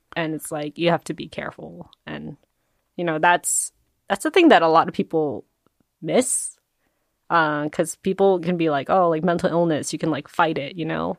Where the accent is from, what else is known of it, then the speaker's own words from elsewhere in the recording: New Jersey, United States; I grew up in, in New Jersey, there's a lot of Koreans